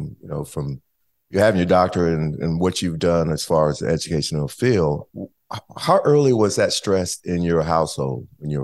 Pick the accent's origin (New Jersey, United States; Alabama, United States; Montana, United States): Alabama, United States; Huntsville; I'm from Huntsville, Alabama, so it's about an hour and a half south of Nashville.